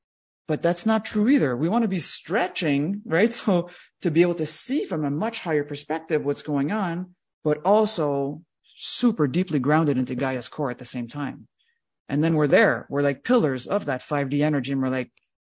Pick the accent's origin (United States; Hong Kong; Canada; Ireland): Canada; just as a Canadian, I'm not very proud of all that part of our heritage